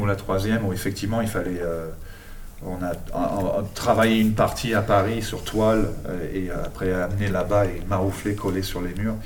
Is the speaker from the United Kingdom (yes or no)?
yes; England, United Kingdom; moved away; Je suis né en Angleterre, hein, donc euh, voilà, d'origine enfin, anglaise et argentine de par ma mère